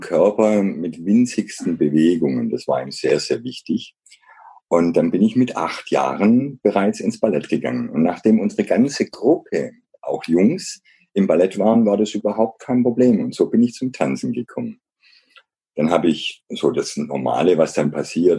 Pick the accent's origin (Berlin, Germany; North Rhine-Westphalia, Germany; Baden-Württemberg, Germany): Baden-Württemberg, Germany; Black Forest; Ich bin im Schwarzwald aufgewachsen